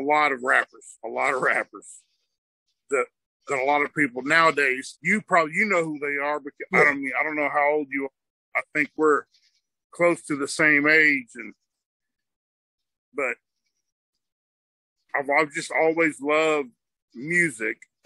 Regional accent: Kentucky, United States; moved away as an adult; also born or lived in Clearwater, Florida / Georgia / Douglasville, Georgia; now in Kansas, United States; I grew up basically in Kentucky.

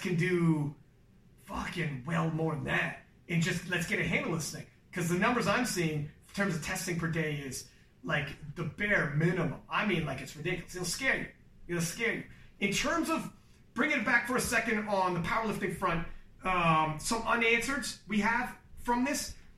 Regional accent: Canada; I'm Canadian for God's sake. I'm not even American

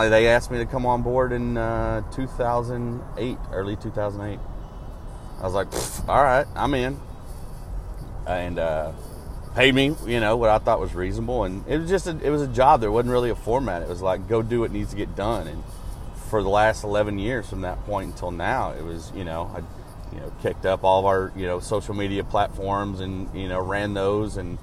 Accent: Arkansas, United States; growing up in Arkansas

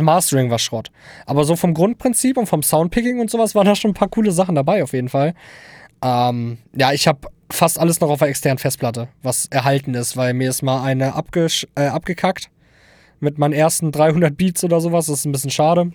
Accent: Hildesheim, Lower Saxony, Germany; komme aus dem wunderschönen Niedersachsen, um es genau zu sagen, Hildesheim

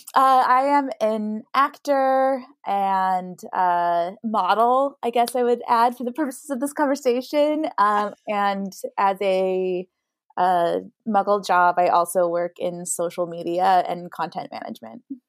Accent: Idaho, United States; moved away as an adult; now in New York, United States; I'm from Idaho originally

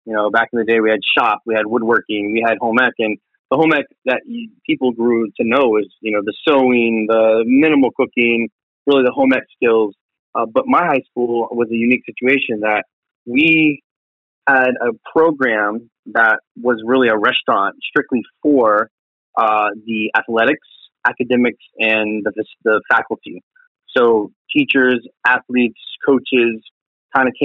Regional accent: Tampa, Florida, United States; I'm originally from South Tampa.

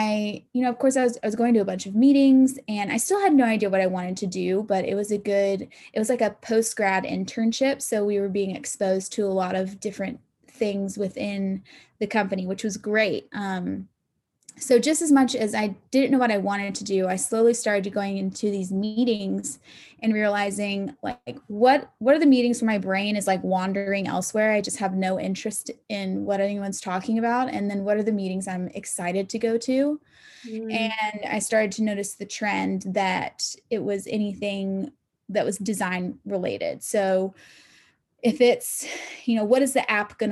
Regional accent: Augusta, Georgia, United States; also born or lived in Atlanta, Georgia; I am originally from Augusta, Georgia

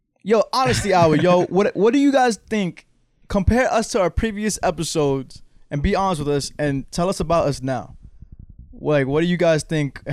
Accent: Rahway, New Jersey, United States; also born or lived in Long Island, New York; Born in Long Island, but raised here in Rahway

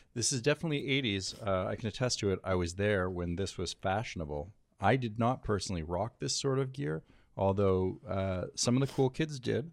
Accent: Canada; now in United States; I'm a Canadian

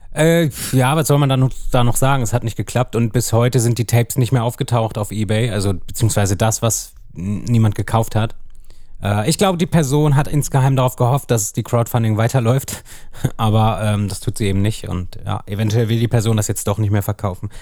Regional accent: Hanover, Lower Saxony, Germany; es ist halt meine Heimatstadt. Also ja. ich bin ja auch in Hannover geboren.

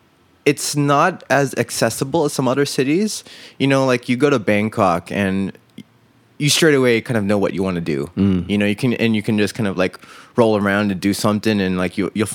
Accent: United States; born there; yeah, well, I was born in America.

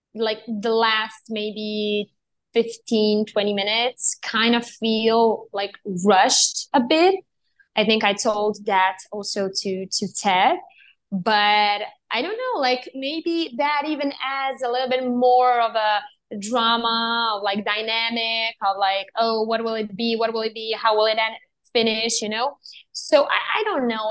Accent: Serbia; I was born and raised in Serbia

